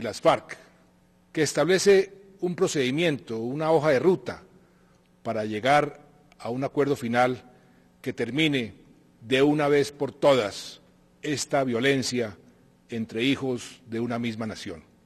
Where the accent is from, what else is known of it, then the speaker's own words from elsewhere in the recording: Colombia; leíamos la mayoría de colombianos